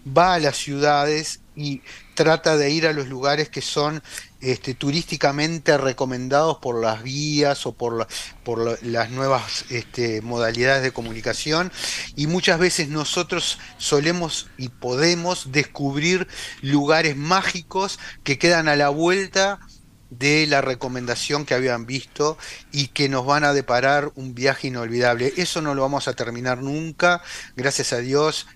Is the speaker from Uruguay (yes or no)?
yes; Uruguay; como uruguayos